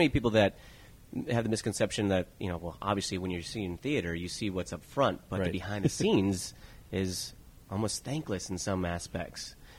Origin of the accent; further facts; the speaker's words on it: Chicago, Illinois, United States; moved away as an adult; I'm from Chicago